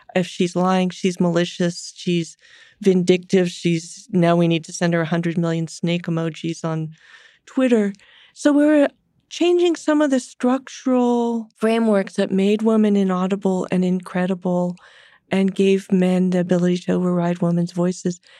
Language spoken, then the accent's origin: English; San Francisco, California, United States; I'm a Californian, I'm a San Franciscan, I've grown up my whole life